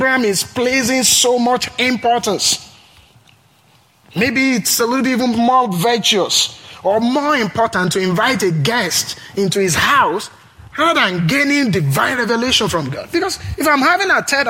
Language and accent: English; Nigeria; now in Pullman, United States; I'm originally from Nigeria, from a tribe called Yoruba